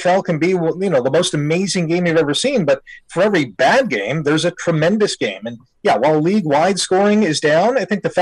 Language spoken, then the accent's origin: English; Canada; being a Canadian